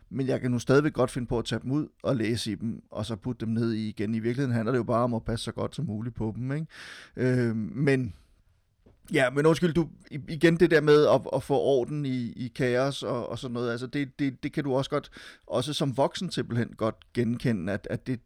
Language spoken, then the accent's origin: Danish; Silkeborg, Central Denmark Region, Denmark; also born or lived in Frederiksberg; jeg har jo tilbragt en del af min barndom i Silkeborg, men faktisk også en del af min min barndom på, på Frederiksberg. Jeg boede lige på øh, bag ved radiohuset.